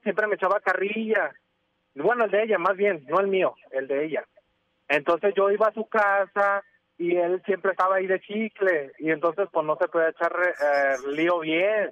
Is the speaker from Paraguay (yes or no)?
no; Villanueva, Zacatecas, Mexico; moved away; also born or lived in Jalisco; no soy de aquí, soy de Zacatecas yo